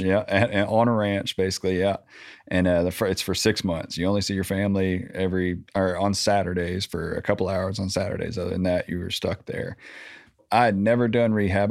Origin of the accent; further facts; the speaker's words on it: Little Rock, Arkansas, United States; I grew up in Southwest Little Rock, Landmark